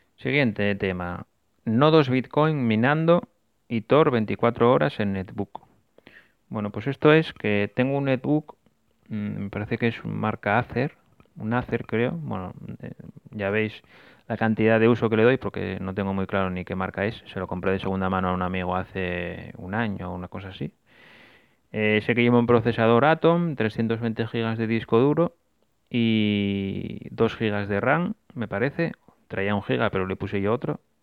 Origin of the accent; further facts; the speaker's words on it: Asturias, Spain; volví para mi tierra, para Asturias